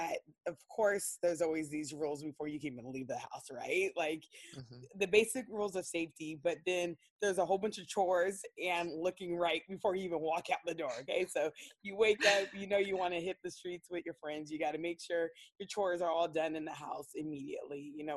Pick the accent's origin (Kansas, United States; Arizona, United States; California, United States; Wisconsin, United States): California, United States; San Diego; I grew up in Claremont, which is considered a white area of, you know, San Diego.